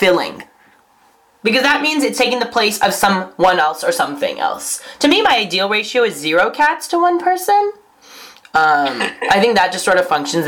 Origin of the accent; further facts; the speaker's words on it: Marinwood, California, United States; when I was growing up in Marinwood